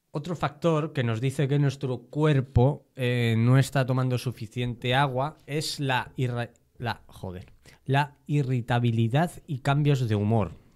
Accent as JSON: {"language": "Spanish", "country": "Spain", "said": "si me incluyo, ya, ya me he definido como español"}